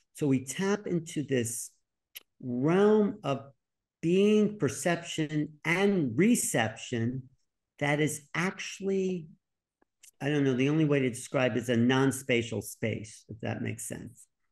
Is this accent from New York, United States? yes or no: yes; New York, United States; I was from New York